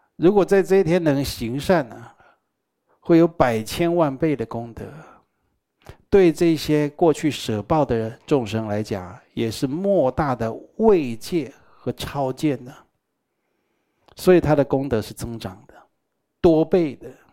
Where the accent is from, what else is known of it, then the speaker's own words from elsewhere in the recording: Taiwan; 我们台湾人啊，都觉得医院不干净啊